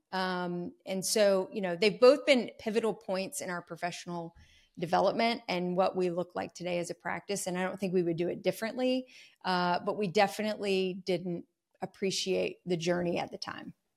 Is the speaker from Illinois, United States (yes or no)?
no; North Carolina, United States; I'm a North Carolina native. I have not strayed far from home